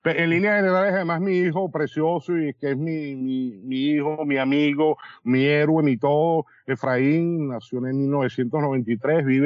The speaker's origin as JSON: {"language": "Spanish", "country": "Venezuela", "moved": "as an adult", "lives_now": "Dominican Republic", "said": "yo soy venezolano, con cédula dominicana, pasaporte italiano, tengo un hijo americano, vivo en una isla llamada La Española"}